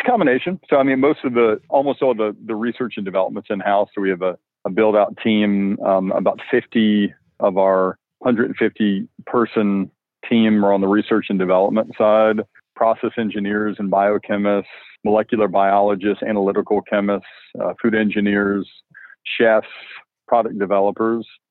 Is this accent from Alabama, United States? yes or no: yes; Alabama, United States; growing up in Alabama